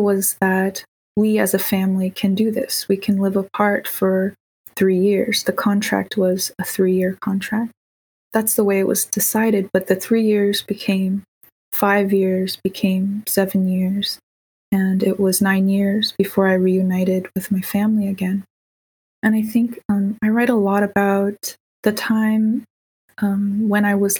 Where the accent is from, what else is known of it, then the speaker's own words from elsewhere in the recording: Bay Area, California, United States; also born or lived in Davis, California; I was born and raised in the Bay Area in California